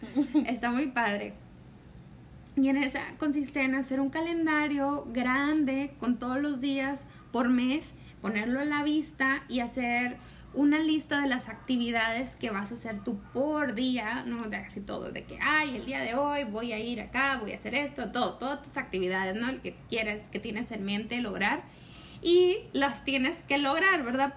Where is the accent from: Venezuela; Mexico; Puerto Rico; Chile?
Mexico; somos mexicanas